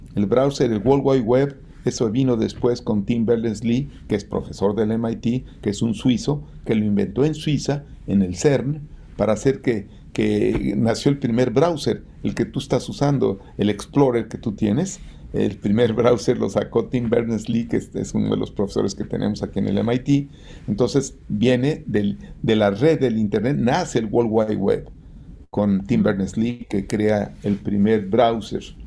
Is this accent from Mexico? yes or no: yes; Mexico; yo soy un agente que vengo de la clase media como cualquier mexicano